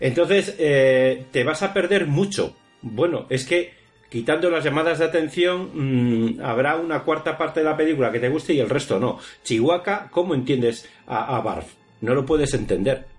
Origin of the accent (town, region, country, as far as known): Spain